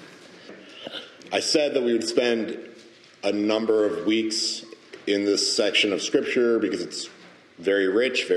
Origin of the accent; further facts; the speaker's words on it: United States; as American Protestants, American evangelicals